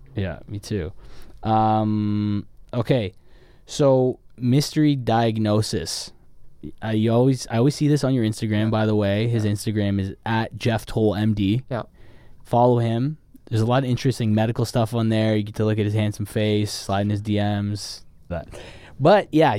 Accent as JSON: {"language": "English", "country": "Canada", "moved": "yes", "lives_now": "Los Angeles, United States", "said": "I'm Canadian"}